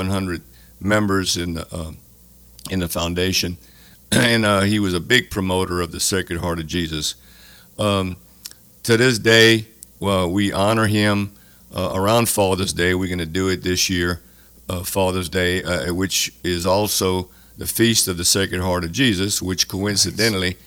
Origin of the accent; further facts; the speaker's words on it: Arnaudville, Louisiana, United States; I'm from Arnonville, Louisiana